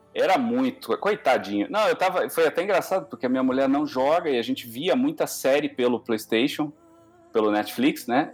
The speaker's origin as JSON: {"language": "Portuguese", "country": "Brazil", "said": "eu sou brasileiro"}